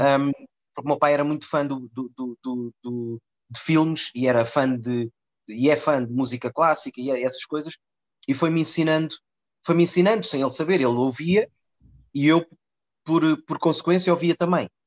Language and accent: Portuguese; Lisbon, Portugal; also born or lived in Mozambique / Cascais; Eu vim para Lisboa em 82, vim de Moçambique